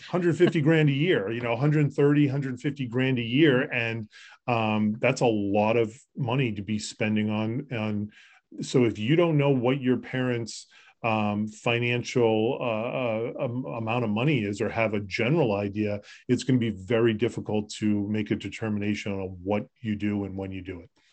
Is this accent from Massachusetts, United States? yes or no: yes; Concord, Massachusetts, United States; moved away as an adult; also born or lived in Colorado / Florida; I grew up locally in the Lexington area. I grew up in Concord